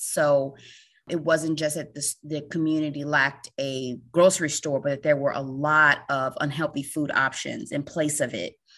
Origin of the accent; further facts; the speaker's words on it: Chicago, Illinois, United States; moved away as an adult; I'm from Chicago and moved to the East Coast to work at the U S D